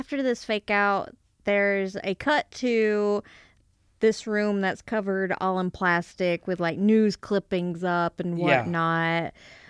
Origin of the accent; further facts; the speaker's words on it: Alabama, United States; also born or lived in Kentucky; now in Missouri, United States; I'm from Alabama